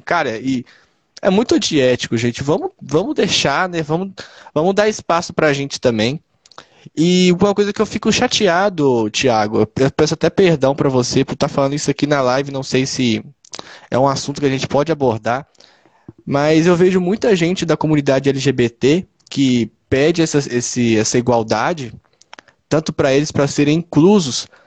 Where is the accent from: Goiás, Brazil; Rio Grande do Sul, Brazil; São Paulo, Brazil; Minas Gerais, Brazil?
Minas Gerais, Brazil; Ibirité; eu sou de Birité, né? Cidade que eu moro é Birité.